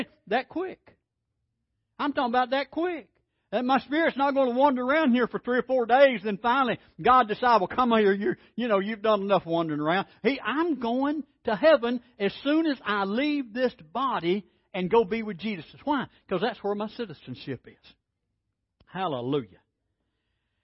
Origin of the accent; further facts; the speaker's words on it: Alabama, United States; I'm from Alabama